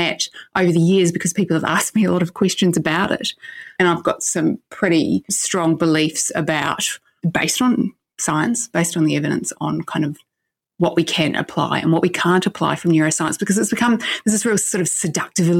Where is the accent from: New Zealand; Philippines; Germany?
New Zealand; growing up in New Zealand back in the 80s